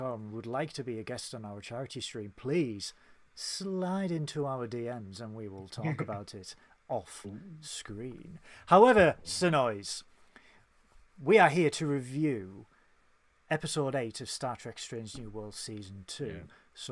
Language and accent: English; United Kingdom; we are British